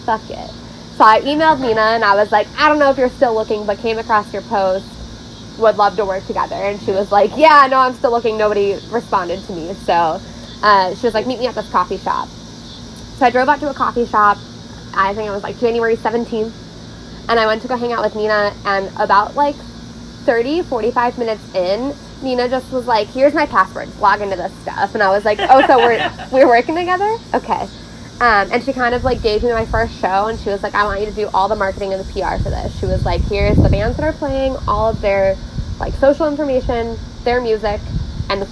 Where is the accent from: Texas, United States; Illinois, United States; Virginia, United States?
Illinois, United States; Mokena; I grew up in Mokena